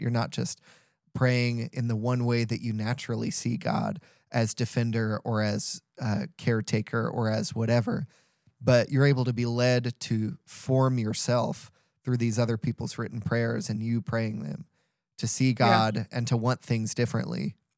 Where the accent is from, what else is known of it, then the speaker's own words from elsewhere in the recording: St. Louis, Missouri, United States; I'm from St. Louis